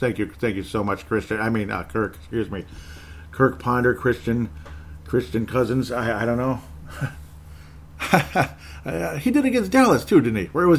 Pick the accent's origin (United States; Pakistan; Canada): Canada; I'm a Canadian, Irish Canadian, I guess.